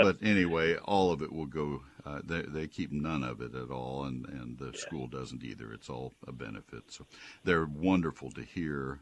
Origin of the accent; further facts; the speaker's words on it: College Station, Texas, United States; I grew up with them in College Station